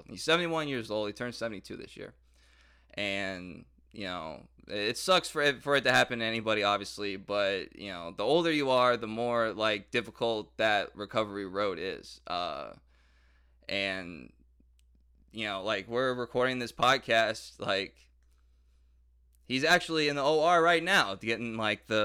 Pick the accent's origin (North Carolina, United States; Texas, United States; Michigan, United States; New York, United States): Michigan, United States; Detroit; like growing up in Detroit and and and all that stuff.